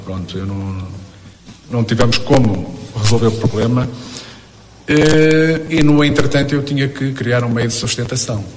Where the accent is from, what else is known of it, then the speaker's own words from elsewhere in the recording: Portugal; moved away as an adult; now in Brazil; eu nasci em Portugal, uh, vim para o Brasil pelo facto de que conheci uma brasileira em Portugal